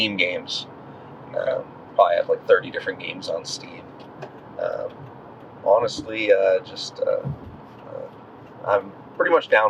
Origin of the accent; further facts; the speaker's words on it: United States; I'm a patriot, I'm an American